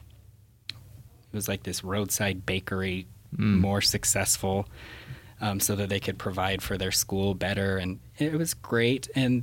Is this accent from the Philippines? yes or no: no; Salt Lake City, Utah, United States; we're from Salt Lake